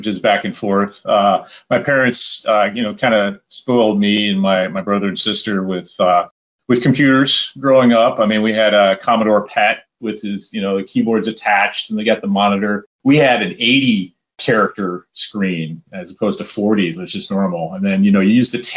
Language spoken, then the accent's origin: English; Sterling Heights, Michigan, United States; I grew up in a place called Sterling Heights, Michigan, which is near Warren, which is north of Detroit